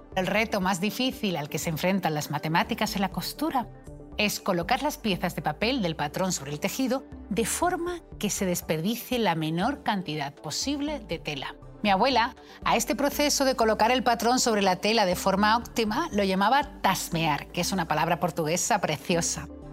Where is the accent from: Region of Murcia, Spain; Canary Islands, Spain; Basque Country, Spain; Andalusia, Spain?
Andalusia, Spain; Seville; yo soy matemática y sevillana